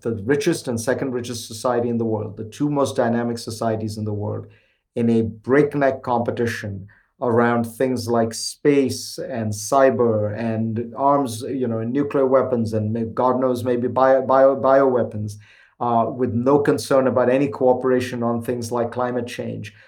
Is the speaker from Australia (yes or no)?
no; India; now in United States; When I was growing up in India